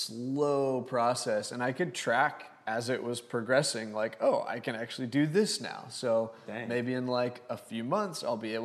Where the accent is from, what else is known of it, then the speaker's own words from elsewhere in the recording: Lubbock, Texas, United States; moved away as an adult; now in Houston, United States; So I moved here from Lubbock, Texas.